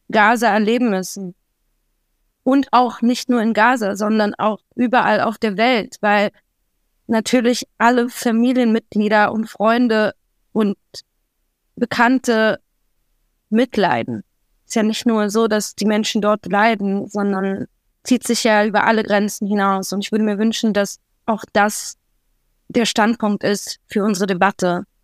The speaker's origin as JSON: {"language": "German", "region": "Berlin", "country": "Germany", "tie": "born or raised there", "also_born_or_lived": "Israel", "said": "ich bin zwar in Israel geboren, aber ich bin in Berlin aufgewachsen. Bin, ich mein ganzes Leben in Deutschland."}